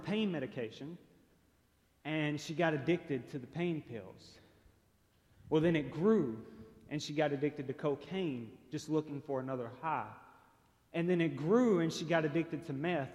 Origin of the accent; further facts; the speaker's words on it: Chattanooga, Tennessee, United States; I was born and raised here in Chattanooga